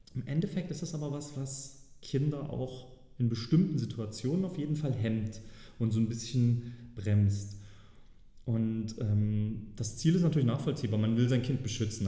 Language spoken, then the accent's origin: German; Saxony, Germany; als Sachse äh, ist das zum Beispiel immer ganz gut erkennbar